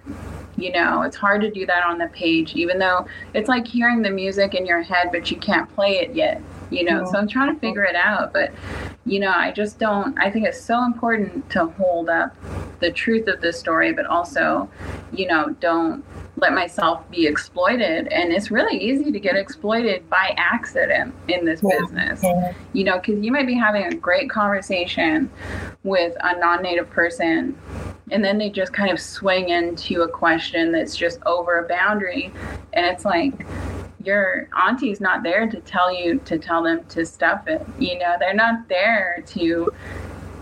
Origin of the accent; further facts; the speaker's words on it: Seabird Island, British Columbia, Canada; growing up on Seabird, you're right by that highway in British Columbia